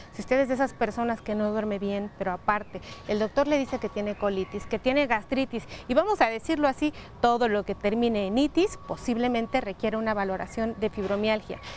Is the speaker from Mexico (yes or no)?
yes; Mexico; nosotros como mexicanos